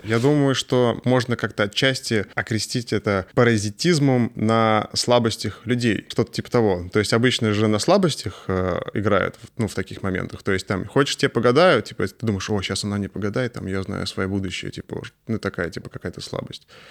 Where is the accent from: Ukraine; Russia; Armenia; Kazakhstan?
Russia; Astrakhan, Astrakhan Oblast; я сам из Астрахани